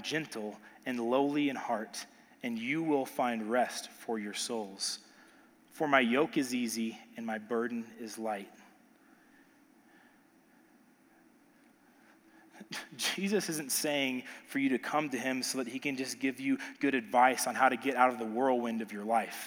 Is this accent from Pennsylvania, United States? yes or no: no; Texas, United States; I'm from Texas.